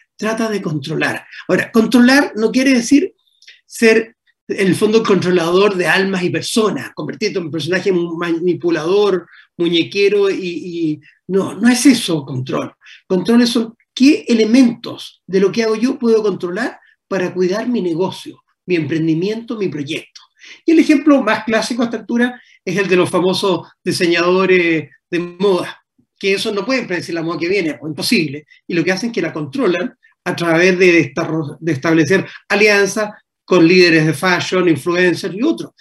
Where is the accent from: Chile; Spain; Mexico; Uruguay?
Chile; also born or lived in Paris, France; como chilenos